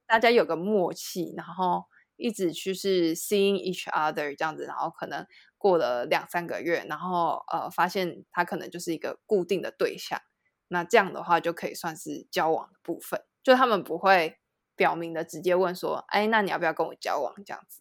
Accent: Taiwan; also born or lived in France; 我在台湾的朋友都会是，比如说像是国中、国小，然后或者是大学

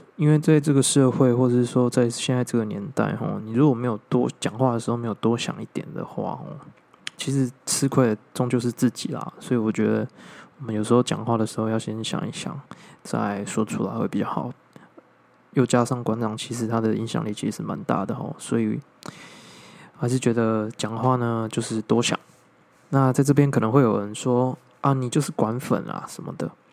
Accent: Taiwan; 我们从小到大所觉得说我们是台湾人

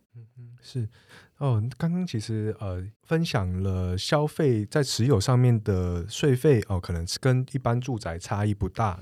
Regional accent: Taiwan; 我们台湾人

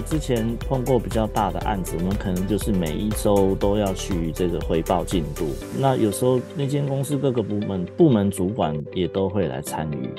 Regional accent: Taiwan; moved away; also born or lived in Japan; 我们台湾人是喜欢这种很丰富、很热闹的感觉

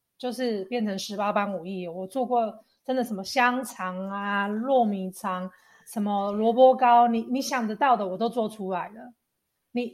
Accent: Taiwan; 我从小在台湾就就是因为爸爸工作的关系关系，所以就是我们会常常因为爸爸工作要呃升职，所以我们就会就因为他是军人，所以他需要常常调各个地方的营区。

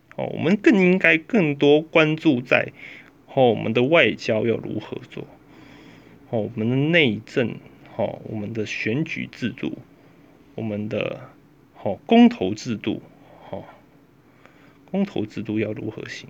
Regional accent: Taiwan; 我们台湾人

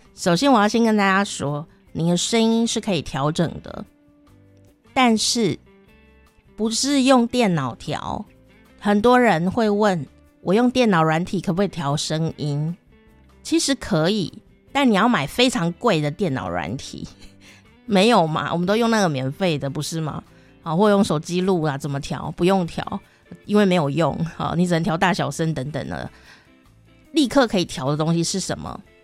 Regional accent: Taichung, Taiwan; accent: Taichung accent; 你现在听我讲有什么腔调吗？是吧？台中腔是不是？对啊

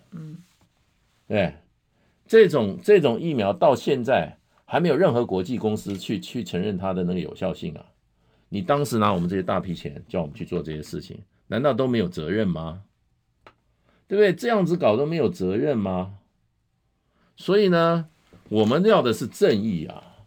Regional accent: Taiwan; 你比我们台湾人更爱台湾呐、啊？

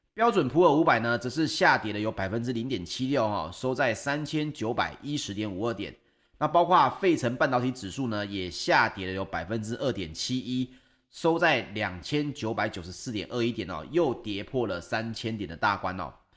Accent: Taiwan; 就像我们台湾人

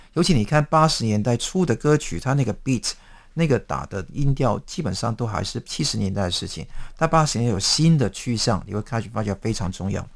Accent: Hong Kong; 我们香港人

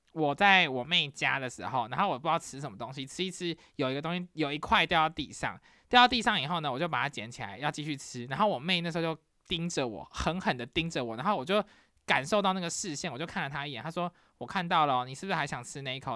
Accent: Taiwan; now in United States; 因为我是台湾人

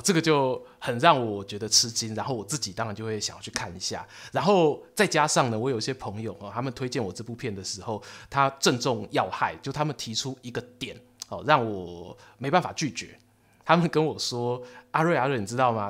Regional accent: Taiwan; 我们台湾人

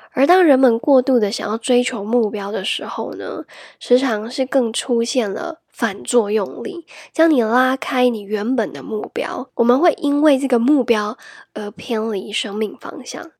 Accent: Taiwan; if you were born and raised in Taiwan

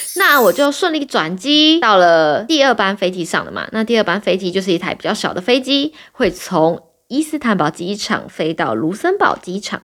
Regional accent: Taiwan; 我就跟他说，“台湾。”

